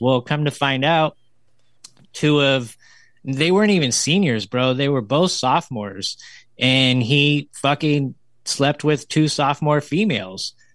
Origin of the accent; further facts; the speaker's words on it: the mountains near Sacramento, California, United States; moved away as an adult; now in Sacramento, United States; I went back to my hometown because I live in Sacramento, but I grew up in the mountains.